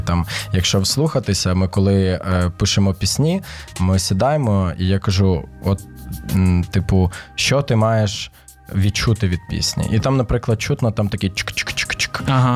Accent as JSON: {"language": "Ukrainian", "town": "Ternopil", "region": "Ternopil Oblast", "country": "Ukraine", "tie": "born or raised there", "moved": "yes", "lives_now": "Kyiv, Ukraine", "said": "Я сам е, з Тернополя народився виріс там, хоча батьки в мене із Києва."}